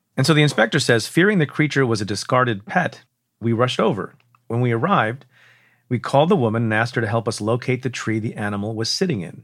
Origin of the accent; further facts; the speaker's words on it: New York, United States; my home state, in New York